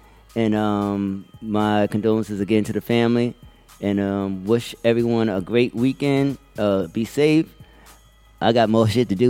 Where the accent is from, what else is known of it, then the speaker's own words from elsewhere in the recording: New York City, New York, United States; So, and I'm from the Bronx. Right. So we all from the Bronx